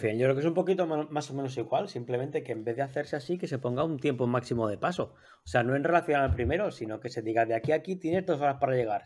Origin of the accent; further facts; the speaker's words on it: Torrent, Valencian Community, Spain; mi pueblo de Torrent